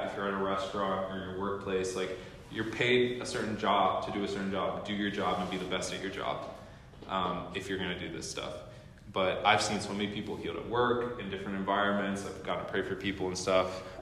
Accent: Midwest, United States; now in Seattle, United States; I'm telling you in Seattle specifically, we came from the Midwest, and so it's very different, different culture and everything.

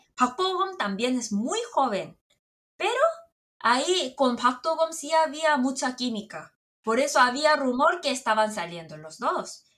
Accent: South Korea; Spanish is a second language; como yo estoy en Corea y como soy coreana

